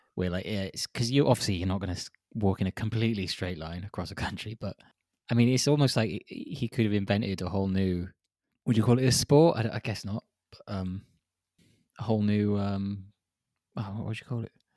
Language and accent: English; Wales, United Kingdom; now in Prague, Czechia; as a Welshman.